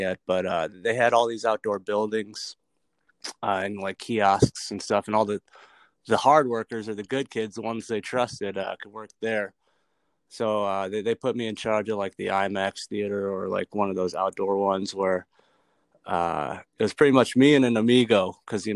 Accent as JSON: {"language": "English", "town": "Apple Valley", "region": "Minnesota", "country": "United States", "tie": "born or raised there", "said": "I grew up in Apple Valley, Minnesota, south suburbs of Minneapolis"}